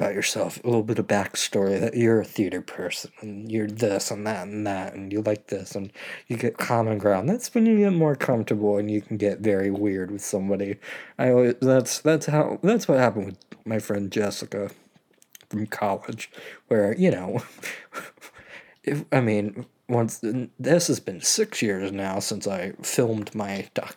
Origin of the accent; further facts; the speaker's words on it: Maryland, United States; being back from college in my hometown